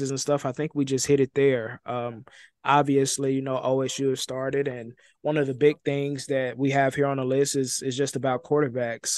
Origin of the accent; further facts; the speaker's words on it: Dallas, Texas, United States; moved away as an adult; now in Tulsa, United States; I grew up in Dallas. I'm from Dallas, Texas